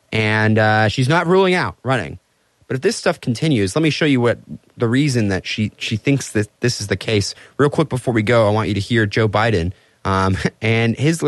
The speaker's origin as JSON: {"language": "English", "country": "Austria", "said": "You know, I came from Austria."}